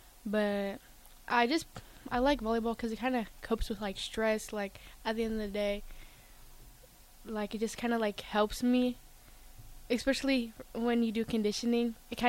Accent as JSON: {"language": "English", "town": "Lincoln", "region": "Nebraska", "country": "United States", "tie": "born or raised there", "also_born_or_lived": "Hastings, Nebraska", "said": "I was born in Hastings, Nebraska, but then I moved to Lincoln."}